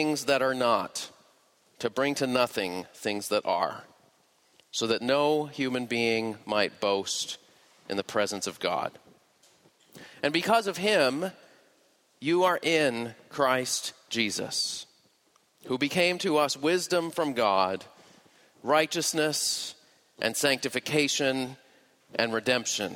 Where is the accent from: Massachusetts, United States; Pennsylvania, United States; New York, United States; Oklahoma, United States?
Massachusetts, United States; Boston; moved away; I'm originally from the Boston area